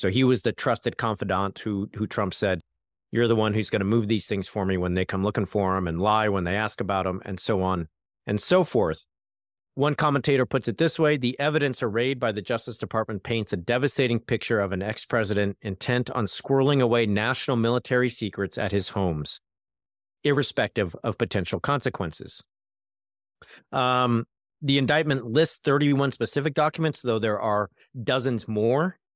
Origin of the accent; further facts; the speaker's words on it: California, United States; As a Californian